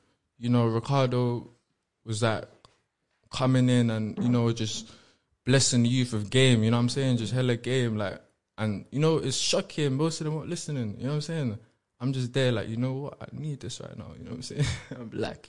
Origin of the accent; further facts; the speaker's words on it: London, United Kingdom; Yeah, my first house was Chelsea in Kensington.